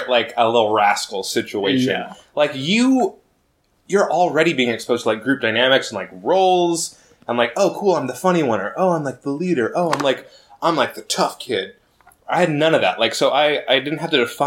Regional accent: Spokane, Washington, United States; I grew up in Spokane.

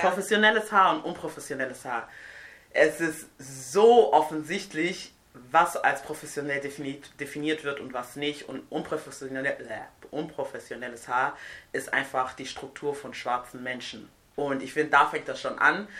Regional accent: Nigeria; moved away; also born or lived in Siegen, Germany; Ich komme aus Nigeria ursprünglich

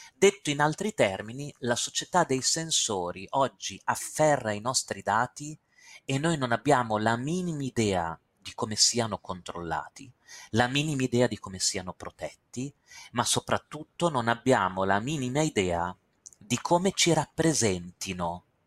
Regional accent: Castelfranco Emilia, Emilia-Romagna, Italy; moved away; Io sono di Castelfranco Emilia, il mio paese natale Castelfranco Emilia, dove ho vissuto per 33 anni

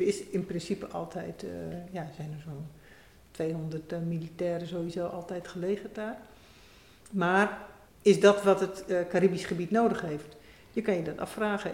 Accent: Netherlands; wij daar als Nederlanders hier in deze drassige polder

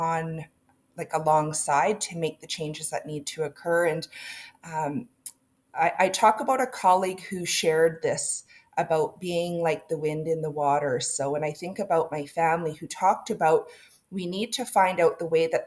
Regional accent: Dows, British Columbia, Canada; moved away as an adult; now in Kamloops, Canada; I come from Dows, right? Way out in the sticks

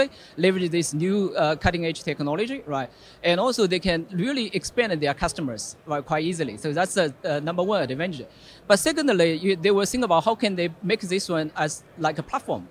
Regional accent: Singapore; I'm from Singapore, right? So, I worked in the Singapore.

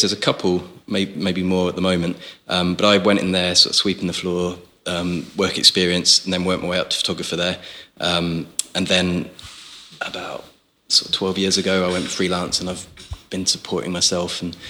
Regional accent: Essex, East of England, United Kingdom; moved away as an adult; also born or lived in Stockport; now in Manchester, United Kingdom; I come from Essex originally. I studied kind of general arts down there

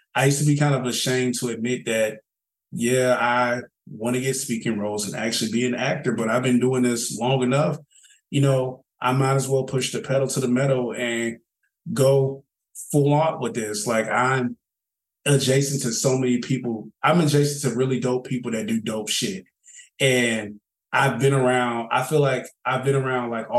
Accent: Charlotte, North Carolina, United States; accent: Southern; moved away as an adult; now in Atlanta, United States; I'm from Charlotte. Ask about us. East side

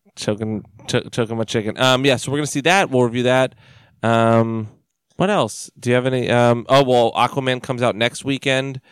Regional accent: United States; we're American

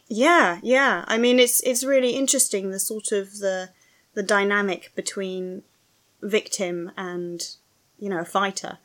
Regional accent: London, United Kingdom; I'm a Londoner

